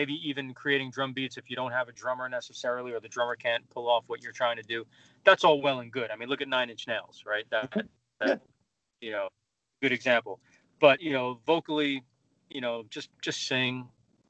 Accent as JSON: {"language": "English", "town": "New York City", "region": "New York", "country": "United States", "tie": "born or raised there", "said": "I grew up in New York"}